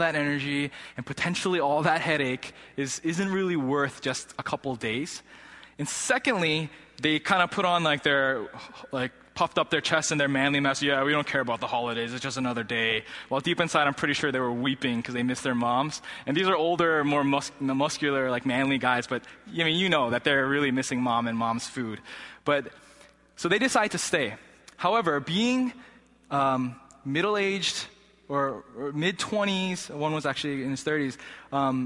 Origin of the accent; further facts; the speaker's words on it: Massachusetts, United States; I grew up here in Massachusetts. I've been in New England all my life